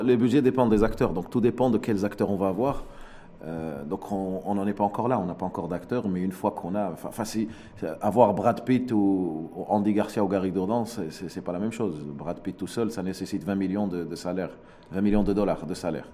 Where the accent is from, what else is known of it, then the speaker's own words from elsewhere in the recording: Morocco; En tant que Marocain